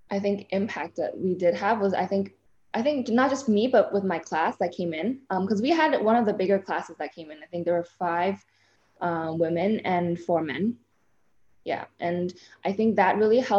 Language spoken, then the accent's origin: English; Hong Kong; moved away as an adult; also born or lived in Middletown, Connecticut, United States; playing juniors growing up in Asia, like, everything was more individual. Like, there's nothing really that was really a team event, or even if we did travel as a team, like playing for Hong Kong